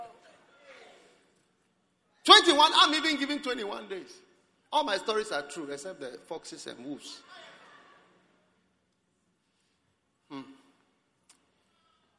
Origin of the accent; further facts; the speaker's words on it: Ghana; also born or lived in Switzerland; I'm from Ghana. And also from Switzerland. I'm not an American, but here I am. I've lived in Ghana all my life.